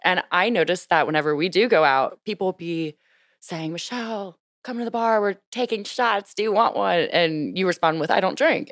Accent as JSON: {"language": "English", "region": "Louisiana", "country": "United States", "moved": "yes", "lives_now": "Washington, D.C., United States", "said": "coming from a small town, Louisiana, or just deep South"}